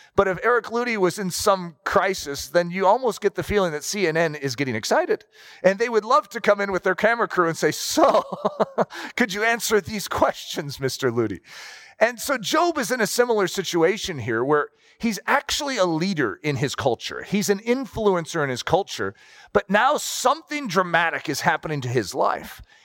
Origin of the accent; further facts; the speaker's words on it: United States; we're American